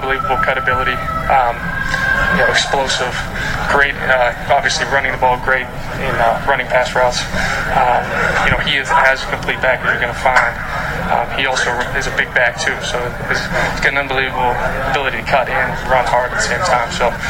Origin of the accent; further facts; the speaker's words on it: Pittsburgh, Pennsylvania, United States; So I grew up in the South Hills of Pittsburgh, probably about 20 minutes from the stadium, maybe a little longer with traffic, but Western Pennsylvania, it's a great place to grow up and to watch football.